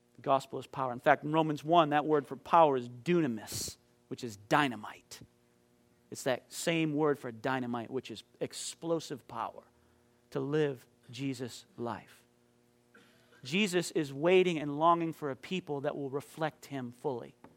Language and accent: English; Maine, United States; moved away; back in my hometown in Maine